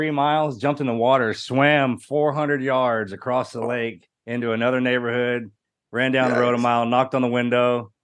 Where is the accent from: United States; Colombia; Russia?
United States; Texas; I was born here in Texas. All my family were military and stuff like that.